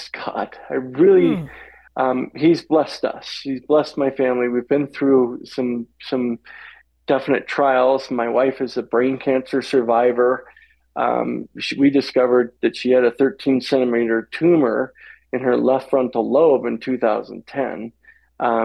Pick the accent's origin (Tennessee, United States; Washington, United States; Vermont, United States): Washington, United States; Walla Walla; I'm born and bred in Walla Walla, Washington. So I'm a Northwest boy. And born and raised out there.